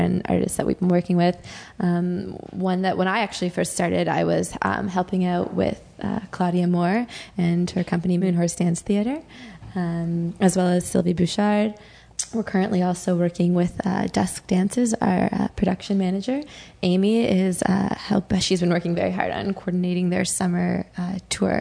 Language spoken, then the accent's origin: English; Ottawa, Ontario, Canada; moved away as an adult; I left Ottawa just over about two and a half years ago